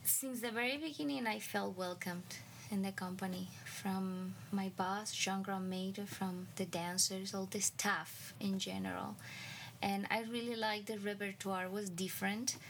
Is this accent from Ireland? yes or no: no; Cuba; moved away as an adult; now in United States; growing up in Cuba and then moving to the United States